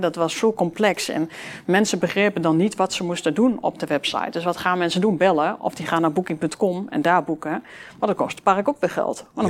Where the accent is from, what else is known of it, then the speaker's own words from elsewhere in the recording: Enschede, Overijssel, Netherlands; Uit Glanenbrug, grotendeels uit Glanenbrug, eh, in Glanenbrug gewoond. Um, ja, dat is wel een beetje waar ik vandaan kom